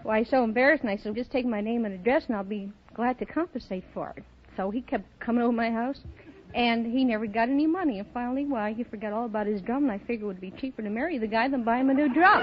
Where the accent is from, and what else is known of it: Chicago, Illinois, United States